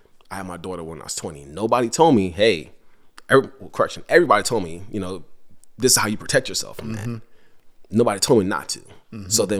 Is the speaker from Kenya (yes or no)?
no; Henrico, Virginia, United States; So growing up in Henrico and then I moved to the city, probably around 2014 or 2015.